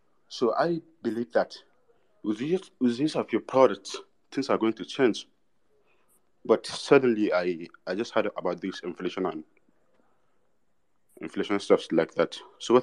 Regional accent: Kaduna, Kaduna State, Nigeria; I'm from Nigeria, right from Kasuna.

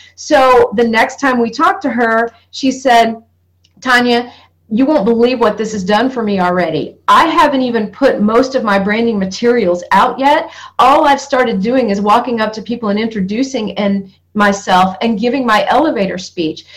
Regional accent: North Georgia, United States; I come from North Georgia, from moonshine country, from NASCAR racing, where NASCAR began.

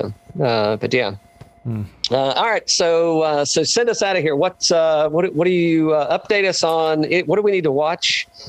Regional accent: East Coast, United States; growing up on the East Coast

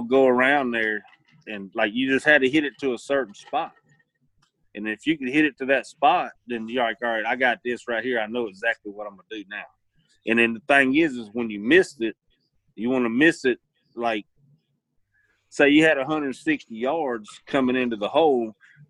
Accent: the South, United States; I do better on Bermuda because I grew up in the South, and that's what, you know, that's what we have.

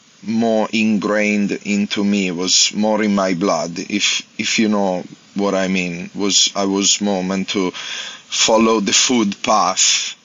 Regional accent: Italy; English is a second language; I'm coming from Italy, like, I don't even know what that thing is.

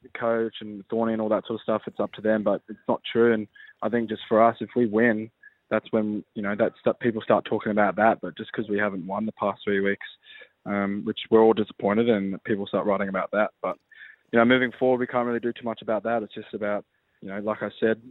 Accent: Australia; I'm an Australian and I've always wanted to play for the Wallabies

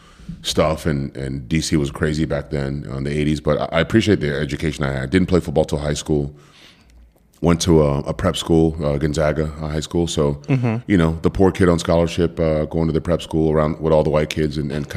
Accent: Cameroon; born there; Yeah, so just high level, I was born in Cameroon, West Africa.

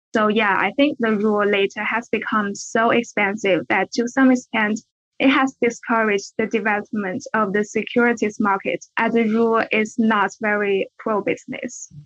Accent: China; moved away as an adult; also born or lived in Beijing; I'm from China.

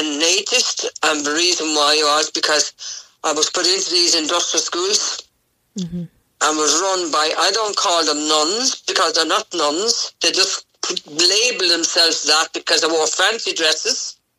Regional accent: Cork, Munster, Ireland; also born or lived in Fermoy / Clonakilty / Newmarket; I'm originally from Cork, but I never had a home.

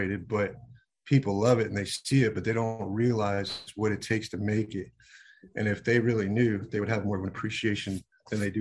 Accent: Virginia Beach, Virginia, United States; I grew up in Virginia Beach

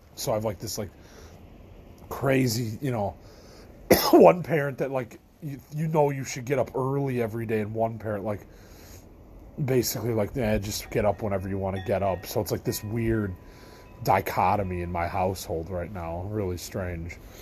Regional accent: Midwest, United States; I'm from the Midwest of the you know United States.

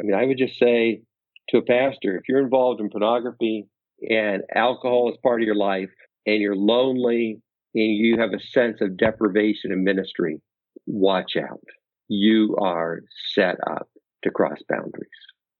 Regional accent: Pacific Northwest, United States; now in Naperville, United States; Nothing edible, but I grew up in the Pacific Northwest.

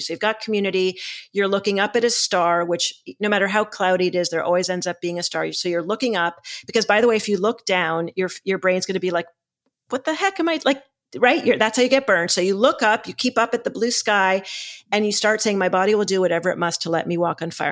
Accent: Boston, Massachusetts, United States; I'm from Boston

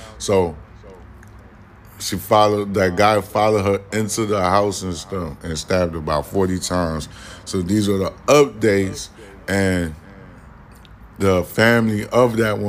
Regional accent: New York City, New York, United States; I'm from Manhattan

